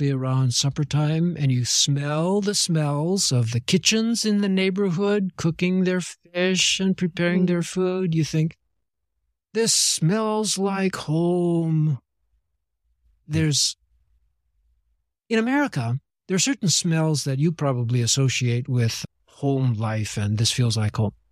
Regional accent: Niigata, Japan; I was born and raised in Niigata-ken, and they are usually astonished because everybody in Japan introduces themselves by talking about their birth home.

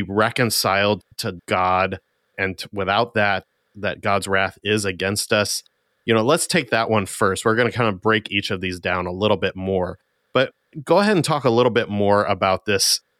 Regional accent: United States; as American Christians

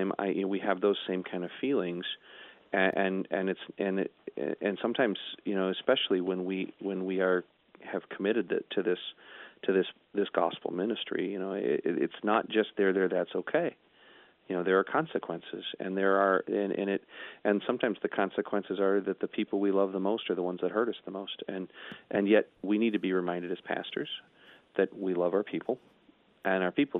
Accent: United States; us as American Christians

